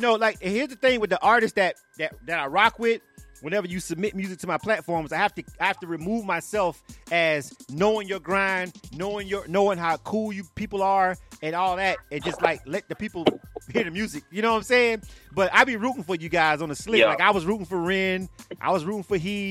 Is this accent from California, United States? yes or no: no; Florida, United States; I'm from Florida.